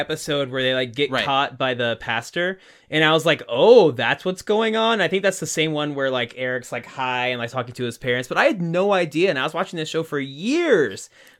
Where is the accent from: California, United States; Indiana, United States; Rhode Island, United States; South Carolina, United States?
Indiana, United States; our hometown is probably about the size of Point Place, especially when we were younger growing up there.